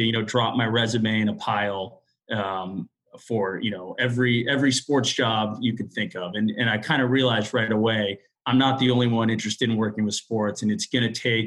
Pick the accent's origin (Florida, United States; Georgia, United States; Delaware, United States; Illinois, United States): Florida, United States; Miami; moved away as an adult; also born or lived in New Orleans, Louisiana; now in New York, United States; I'm from Miami originally, and I went to school in New Orleans at Tulane University